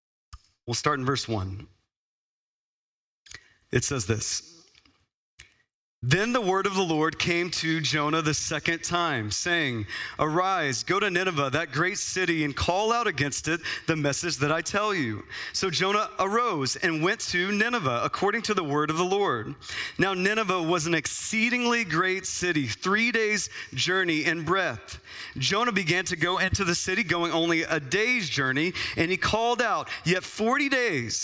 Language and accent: English; Texas, United States; now in Phoenix, United States; as a kid growing up in Texas where it was hot